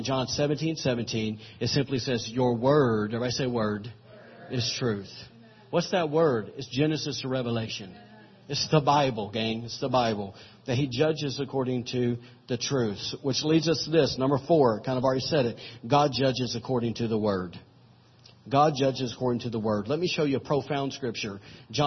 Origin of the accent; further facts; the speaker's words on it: Alabama, United States; I'm from Alabama